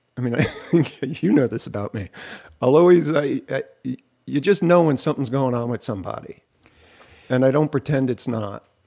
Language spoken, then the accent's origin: English; Jersey Shore, New Jersey, United States; I'm from the Jersey Shore